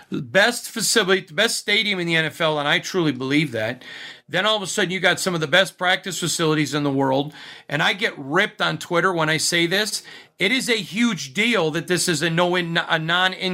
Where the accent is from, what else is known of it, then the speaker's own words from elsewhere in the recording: Midwest, United States; now in Las Vegas, United States; Sorry, I'm from the Midwest.